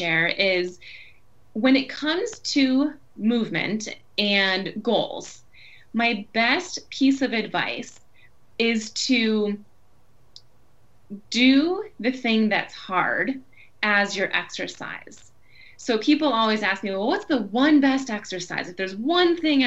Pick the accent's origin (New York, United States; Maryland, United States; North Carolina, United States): New York, United States; Buffalo; moved away as an adult; also born or lived in Boston; today I am near Buffalo, New York. So I moved back to my hometown about a year ago